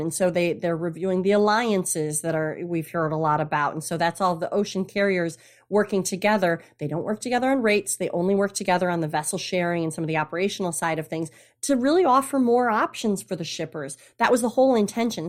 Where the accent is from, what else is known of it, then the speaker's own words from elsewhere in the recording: Traverse City, Michigan, United States; also born or lived in south coast of Massachusetts; now in Massachusetts, United States; originally from Michigan, Traverse City, Michigan, up north. North. I grew up on the lakes